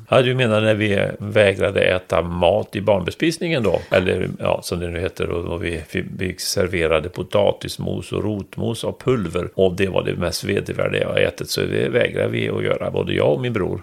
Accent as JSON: {"language": "Swedish", "town": "Trollhättan", "region": "Västra Götaland", "country": "Sweden", "moved": "as an adult", "said": "jag kommer från Trollhättan"}